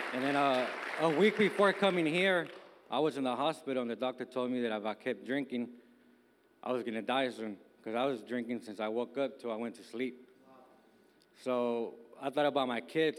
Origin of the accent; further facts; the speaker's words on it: Bay Area, California, United States; now in Miami, United States; I'm from uh, California, born and raised in the Bay Area